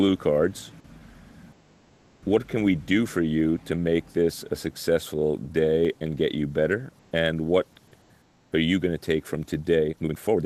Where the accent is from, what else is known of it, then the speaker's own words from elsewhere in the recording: New York, United States; I'm from New York